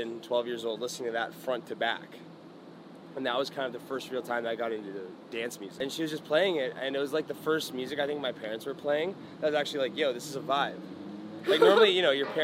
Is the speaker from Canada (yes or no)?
yes; Mississauga, Ontario, Canada; moved away as an adult; So Mississauga, the suburb that I grew up in around Toronto